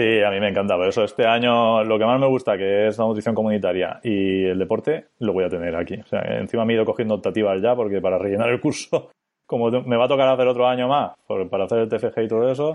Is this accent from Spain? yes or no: yes; Elda, Valencian Community, Spain; yo soy de Elda